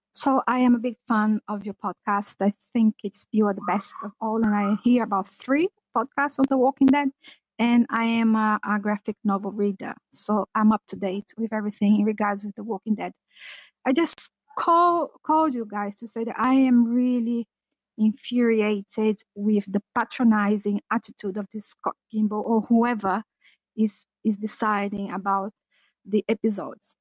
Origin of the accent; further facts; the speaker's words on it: Brazil; now in London, United Kingdom; I am Anglo-Brazilian. I grew up in Brazil, so that's why I don't have the nice British accent.